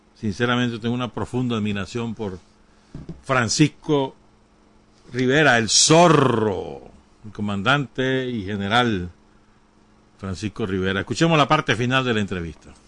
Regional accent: Nicaragua; accent: Nicaraguan (nica); el zorro habla como los nicas, pues, mal hablado, como, como yo

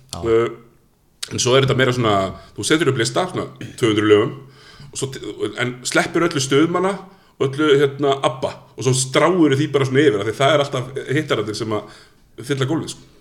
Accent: Iceland; moved away; also born or lived in Stykkishólmur / Akureyri; ég er frá Stikkisómi og svo fluttum við til Hólmækur

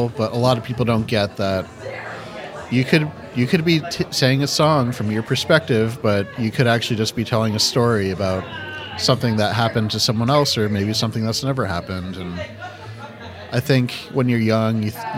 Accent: New England, United States; I grew up in New England, you know, kind of a reserved

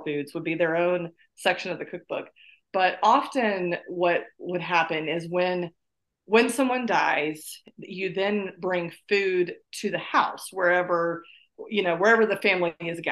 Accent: South Carolina, United States; moved away; I was born in North Carolina, grew up in South Carolina, now live in North Carolina again

